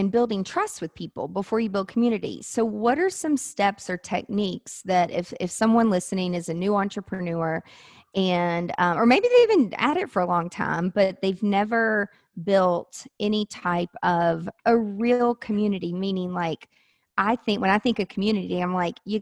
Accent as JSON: {"language": "English", "town": "Nashville", "region": "Tennessee", "country": "United States", "said": "I'm from Nashville. I live in Nashville"}